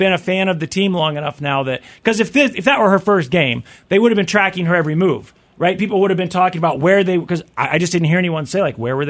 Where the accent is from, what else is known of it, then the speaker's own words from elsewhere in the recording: Kansas City, Missouri, United States; in Kansas City, because we got big things happening in my hometown.